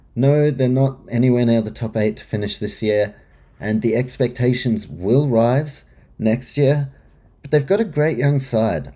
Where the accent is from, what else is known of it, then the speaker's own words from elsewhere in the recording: New Zealand; as a Kiwi